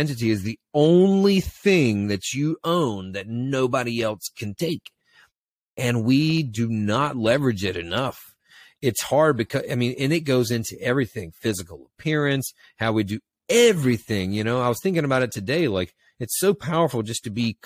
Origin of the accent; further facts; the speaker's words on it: Eastern North Carolina, United States; I grew up in Eastern North Carolina on the water